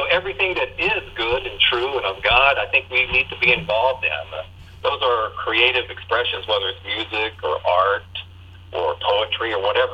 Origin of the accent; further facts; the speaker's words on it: southwest Virginia, United States; I pretty much was born into this world, hillbilly down in the southwest part of Virginia, where you're stamped on the forehead with Christian at birth. And I grew up in Christian community